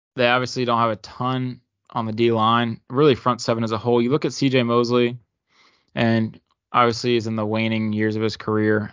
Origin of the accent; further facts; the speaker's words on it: Maryland, United States; Growing up in Maryland